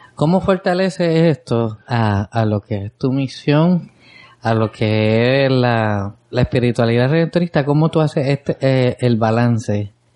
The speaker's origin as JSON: {"language": "Spanish", "town": "San Lorenzo", "country": "Puerto Rico", "tie": "born or raised there", "said": "Es mi pueblo."}